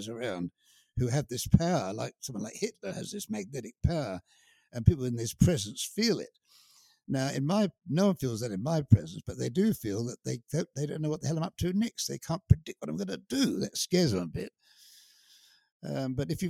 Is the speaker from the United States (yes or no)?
no; United Kingdom; I am British, and I can't seem to help that. It's my inheritance.